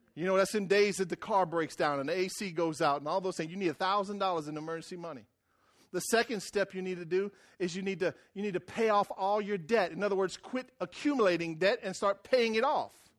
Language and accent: English; Louisiana, United States; moved away; I came from Wrangler, Louisiana, and I wore right white rubber boots, and we fished and cut sugarcane